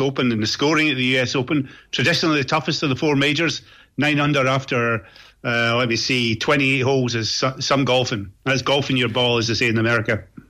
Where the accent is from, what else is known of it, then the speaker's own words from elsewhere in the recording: Scot, Scotland, United Kingdom; Speaking as a Scot